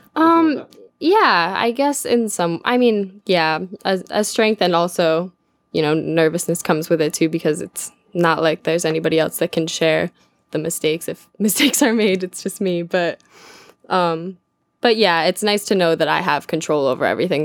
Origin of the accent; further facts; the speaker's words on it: Glens Falls, New York, United States; it's my hometown in Glens Falls